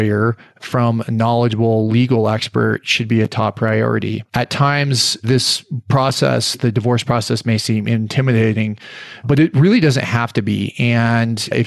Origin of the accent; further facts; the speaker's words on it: Longmont, Colorado, United States; I grew up in Longmont, Colorado